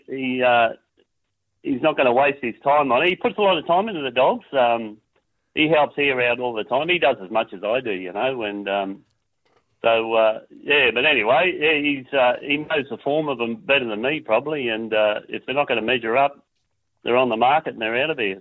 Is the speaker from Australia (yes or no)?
yes; North Queensland, Australia; now in Tasmania, Australia; We haven't got any other family over in Tassie. We come from Queensland